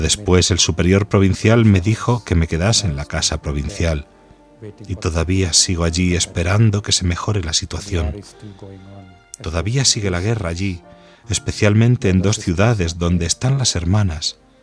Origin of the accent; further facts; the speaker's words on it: Kerala, India; moved away; also born or lived in Yemen; de la India, del estado de Kerala